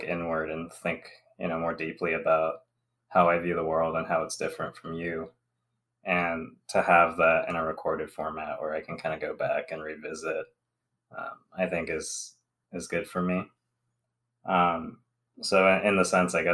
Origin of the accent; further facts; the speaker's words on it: Southern California, United States; moved away as an adult; also born or lived in Alabama; now in Michigan, United States; I'm Taiwanese American. I'm age 29 and male. I'm an engineer by education, a Southern California native